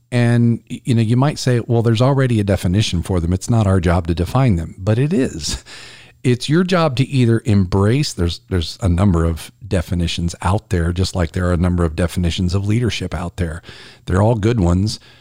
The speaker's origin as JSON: {"language": "English", "region": "South Carolina", "country": "United States", "tie": "born or raised there", "said": "here in my home state of South Carolina"}